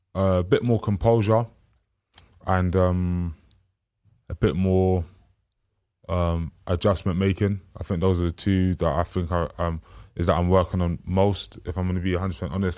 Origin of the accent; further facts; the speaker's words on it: London, United Kingdom; the area that I'm, um, from and grew up